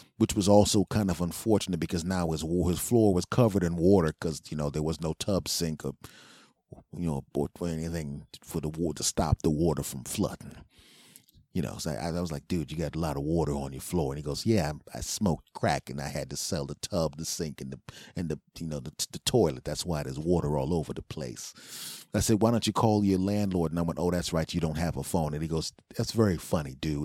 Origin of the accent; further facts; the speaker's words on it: Philadelphia, Pennsylvania, United States; moved away; my hometown team, the Philadelphia Eagles, back in Philadelphia